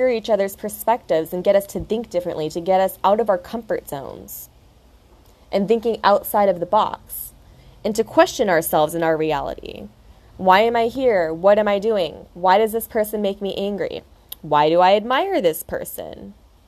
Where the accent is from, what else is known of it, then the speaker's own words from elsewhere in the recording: United States; moved away as an adult; now in Australia; I'm from America, so we're both here in Australia starting a new life for ourselves